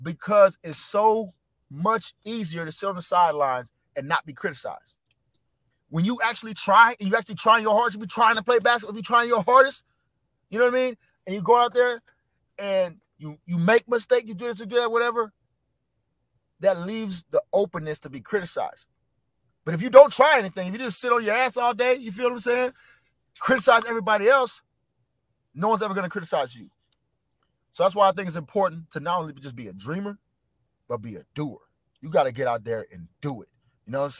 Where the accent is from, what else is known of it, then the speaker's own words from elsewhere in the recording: Orlando, Florida, United States; also born or lived in Jacksonville, Florida; I grew up in Orlando, you know what I'm saying? Castleberry, Altamont